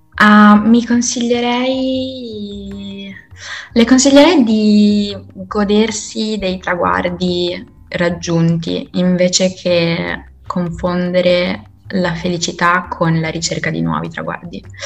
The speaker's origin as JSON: {"language": "Italian", "country": "Italy", "moved": "yes", "said": "In Italia ritornerò assolutamente, nel senso che sono molto, molto innamorata io della, del mio paese"}